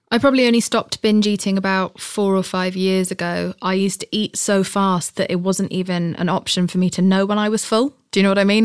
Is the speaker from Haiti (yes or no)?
no; United Kingdom; I'm British